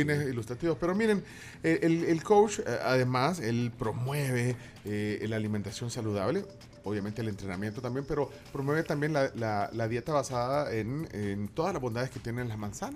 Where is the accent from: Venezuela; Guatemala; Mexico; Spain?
Guatemala; Nos molestamos así los chapines